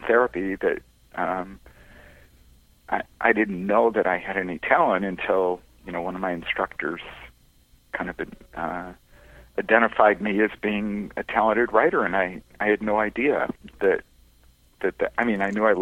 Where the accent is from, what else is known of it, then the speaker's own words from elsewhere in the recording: Detroit, Michigan, United States; now in Huntington Beach, United States; I grew up in Detroit